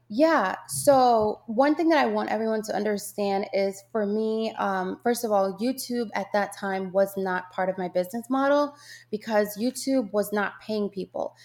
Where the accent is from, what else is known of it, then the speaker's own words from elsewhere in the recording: Jamaica; moved away; growing up in Jamaica with my yaya